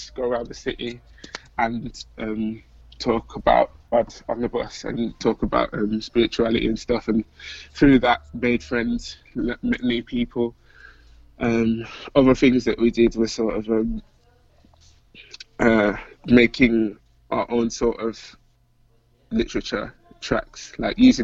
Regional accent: Birmingham, West Midlands, United Kingdom; So I'm from Birmingham, UK, which is like the second city. Most of you will have probably heard of London, but Birmingham's like the kind of next biggest city in the country. I've been born and raised here.

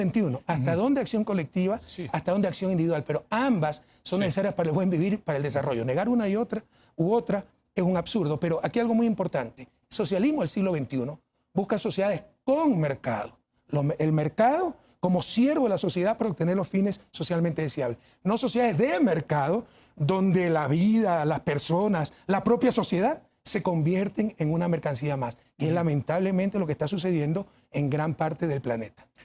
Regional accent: Ecuador

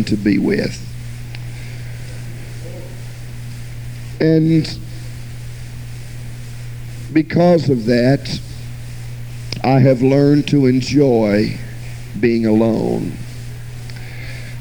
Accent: Jacksonville, Florida, United States; also born or lived in Miami, Florida; I was born in Miami, Florida, and was raised all of my childhood in Jacksonville, Florida

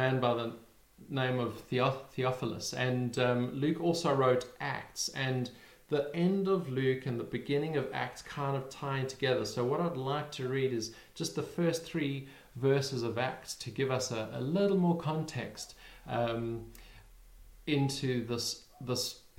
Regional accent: South Africa; now in United Kingdom; we live in the UK, but we're originally from South Africa

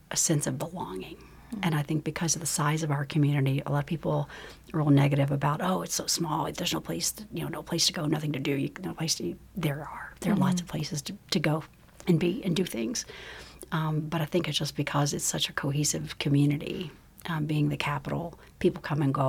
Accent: Frankfort, Kentucky, United States; also born or lived in Berea, Kentucky; I was born actually in Berea, but moved to Frankfurt when I was just an infant.

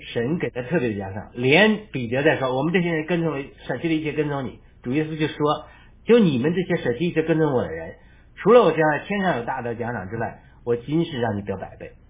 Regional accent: China; 我们中国人

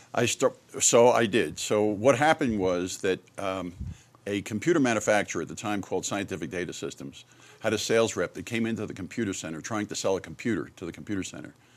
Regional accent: Merrick, New York, United States; moved away as an adult; also born or lived in Michigan; born and raised in New York

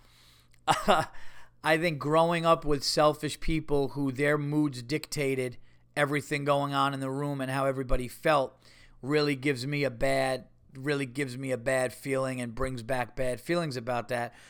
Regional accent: United States; I'm an American.

